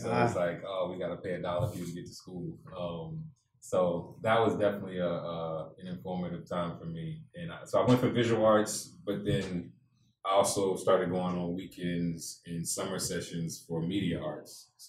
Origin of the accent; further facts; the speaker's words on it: New Orleans, Louisiana, United States; You know, like if I was living in Okinawa, Japan, it was just like, I'm an American or I'm from New Orleans.